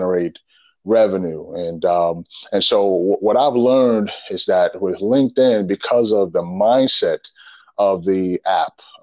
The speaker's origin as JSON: {"language": "English", "town": "New York City", "region": "New York", "country": "United States", "moved": "as an adult", "lives_now": "Richmond, United States", "said": "I'm originally from the Bronx, New York, and I grew up in a single parent home."}